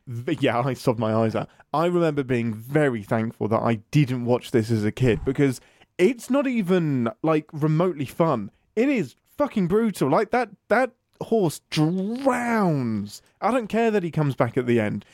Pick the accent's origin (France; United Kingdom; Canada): United Kingdom; England; I'm English